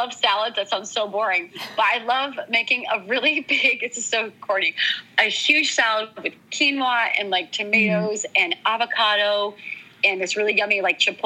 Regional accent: Maine, United States; moved away as an adult; now in Austin, United States; I grew up on the ocean in Maine

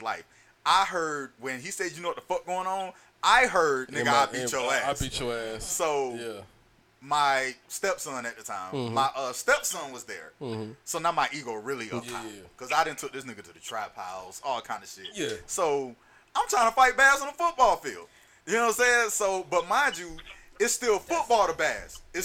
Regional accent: Florida, United States; because I'm from Florida

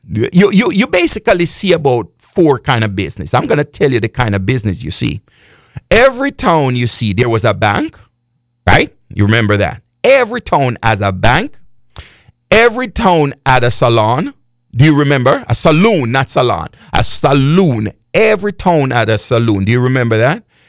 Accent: Jamaica; I am from Jamaica

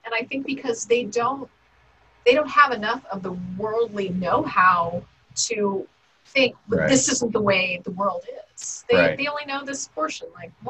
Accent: Gahanna, Ohio, United States; we grew up in Gahanna

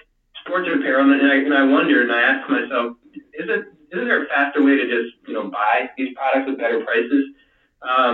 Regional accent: Louisiana, United States; moved away; I am from Louisiana originally

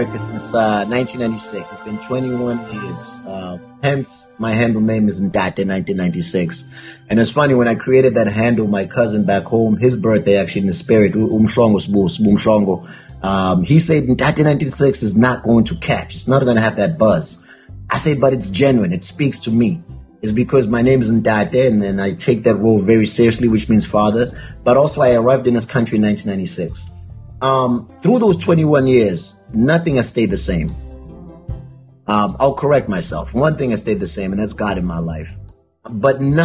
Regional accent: South Africa; now in Connecticut, United States; I'm South African

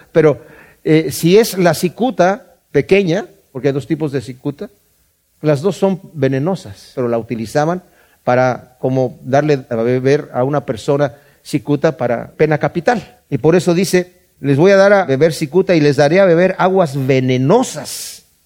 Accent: Querétaro, Mexico; en Querétaro, de donde yo soy

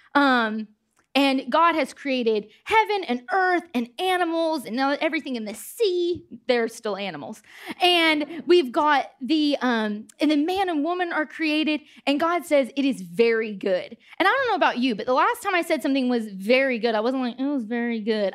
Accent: United States; moved away as an adult; also born or lived in Nottingham, United Kingdom; I'm from America.

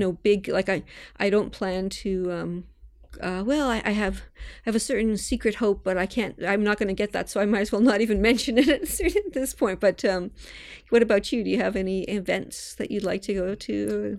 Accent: Toronto, Ontario, Canada; moved away; I grew up in Toronto

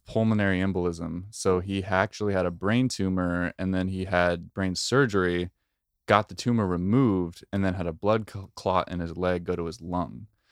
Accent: Oregon, United States; I'm from Oregon. We're both, we both grew up ten minutes away from each other

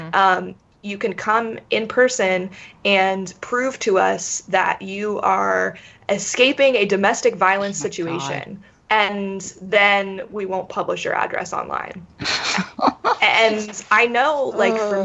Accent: North Carolina, United States; moved away as an adult; I'm from North Carolina. I still vote in North Carolina

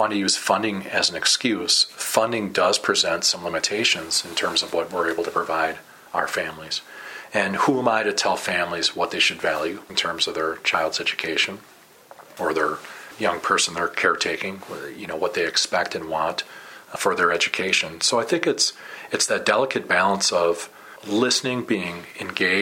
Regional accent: Madison, Wisconsin, United States; moved away as an adult; also born or lived in Burnsville, Minnesota; now in St. Paul, United States; I'm a capital city kid, as I've said often, being born and raised in Madison and working there

